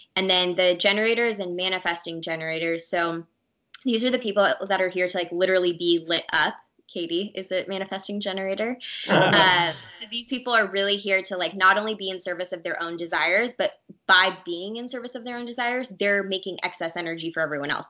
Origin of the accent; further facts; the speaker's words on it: Orange County, California, United States; I grew up in Orange County, California